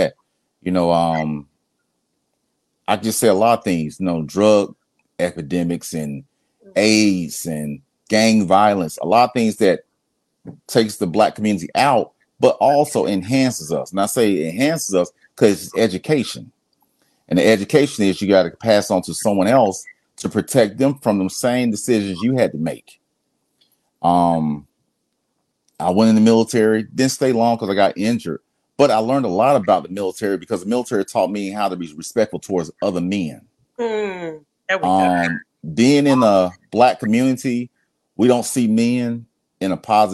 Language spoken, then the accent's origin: English; Atlanta, Georgia, United States; Grew up in Atlanta, Southeast Atlanta